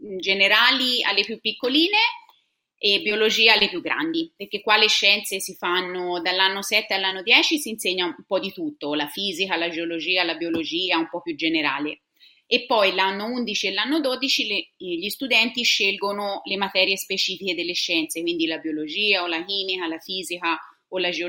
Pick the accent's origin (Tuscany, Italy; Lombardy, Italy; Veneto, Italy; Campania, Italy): Tuscany, Italy; Siena; moved away as an adult; now in Sydney, Australia; Sono toscana